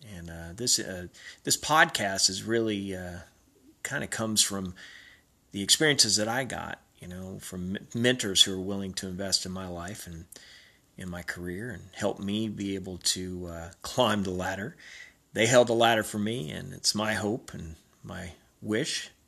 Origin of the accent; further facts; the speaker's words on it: Robertsdale, Alabama, United States; moved away; the time I was growing up in Robertsdale, Alabama, in my small town in South Alabama